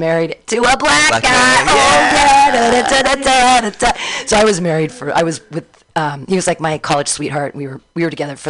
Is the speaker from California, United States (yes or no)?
yes; Danville, California, United States; also born or lived in Livermore / San Diego / Davis / Pleasanton; I grew up in Danville.